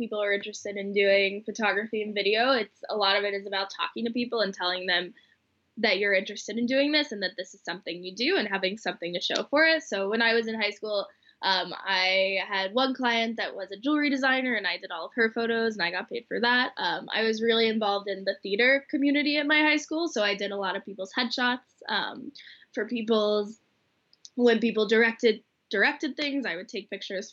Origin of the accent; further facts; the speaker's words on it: Atlanta, Georgia, United States; now in Boston, United States; So I'm originally from Atlanta, Georgia.